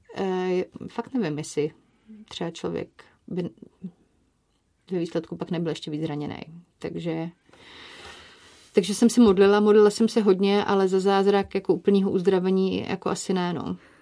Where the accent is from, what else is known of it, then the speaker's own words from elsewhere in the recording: Brno, South Moravian Region, Czechia; my jsme z Brna